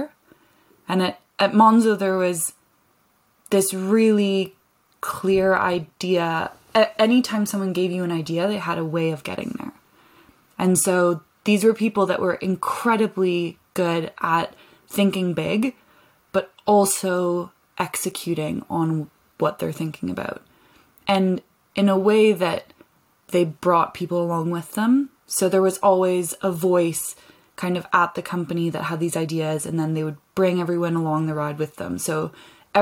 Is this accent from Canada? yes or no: yes; Canada; moved away as an adult; also born or lived in London; I'm from Canada where I spent a lot of time outside